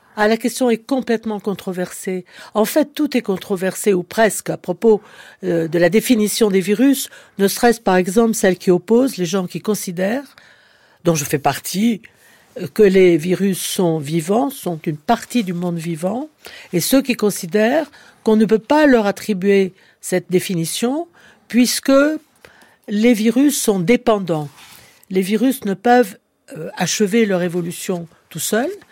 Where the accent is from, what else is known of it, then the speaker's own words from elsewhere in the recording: Clermont-Ferrand, Auvergne-Rhône-Alpes, France; je suis auvergnate née à Clermont-Ferrand